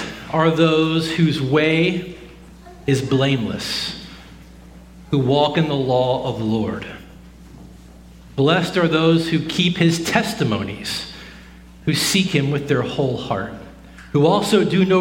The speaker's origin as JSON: {"language": "English", "region": "the South", "country": "United States", "tie": "born or raised there", "said": "Growing up in the South, my entire life"}